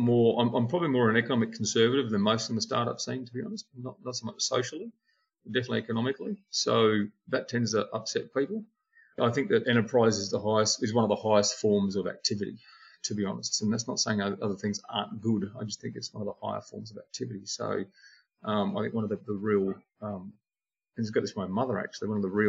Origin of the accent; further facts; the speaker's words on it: Queensland, Australia; I'm a proud Queenslander, but I'm bloody on the Queensland. I'm Australian.